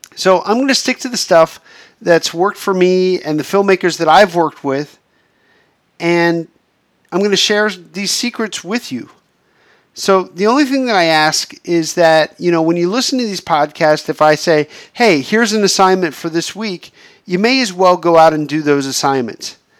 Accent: Pennsylvania, United States; moved away as an adult; now in Los Angeles, United States; being stuck in my hometown in Pennsylvania

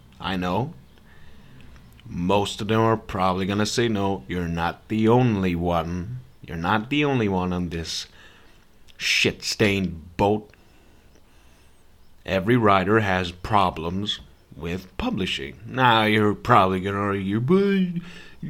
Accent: Serbia; I'm not from America. I'm a Serbian white boy.

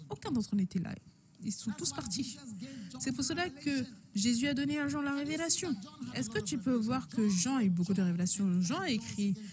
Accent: Switzerland; born there; La Suisse, c'est aussi mon pays natal

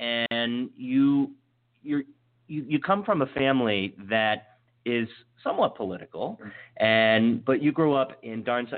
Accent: Western Maryland, United States; now in North Potomac, United States; I grew up in Western Maryland, and then I found this wonderful my better half, and we moved to North Potomac

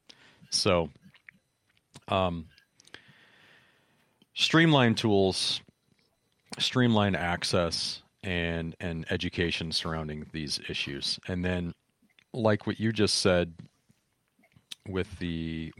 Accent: Michigan, United States; moved away as an adult; now in California, United States; I grew up in Michigan. I lived there for 21, 22, 23 or something like

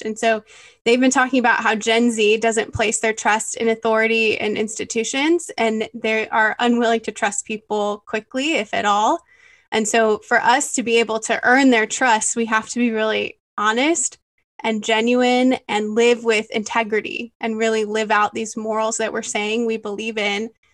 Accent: Michigan, United States; moved away as an adult; now in San Antonio, United States; I have been in San Antonio for about five years now, but I grew up in Michigan. I'm a Michigander at heart.

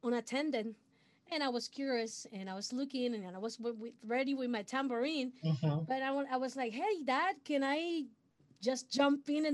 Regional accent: Puerto Rico; first language Spanish; English is a second language; I'm original from Puerto Rico. So my first language is Spanish. I'm born in a musical family

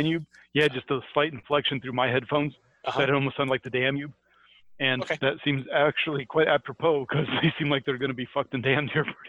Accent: United States; I grew up in America

